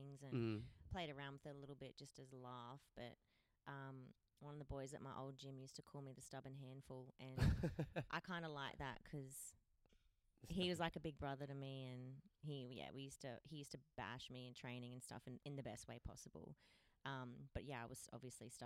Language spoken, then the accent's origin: English; Cooktown, Queensland, Australia; also born or lived in Cairns; now in Perth, Australia; I'm from Cooktown. Cooktown is a teeny tiny town, far north Queensland